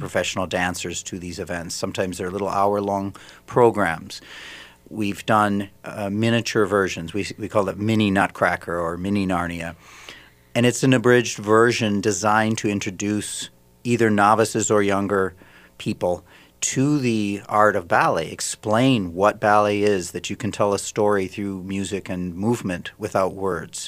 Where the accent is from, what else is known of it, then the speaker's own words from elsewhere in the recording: Saint Paul, Minnesota, United States; moved away as an adult; also born or lived in Germany; I'm originally from Saint Paul, so we moved back where I'm from and where my family was